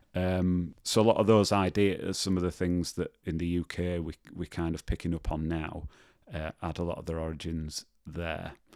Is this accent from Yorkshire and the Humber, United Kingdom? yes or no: yes; Leeds, Yorkshire and the Humber, United Kingdom; moved away as an adult; also born or lived in Birmingham; I grew up in, I grew up in Leeds, um, in a place called Rothwell